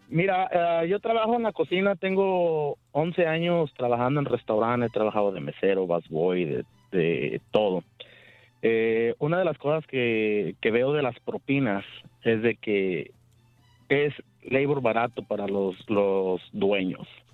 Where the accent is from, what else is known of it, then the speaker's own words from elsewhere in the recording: Tamaulipas, Mexico; now in Alto Bonito, United States; soy de Tamaulipas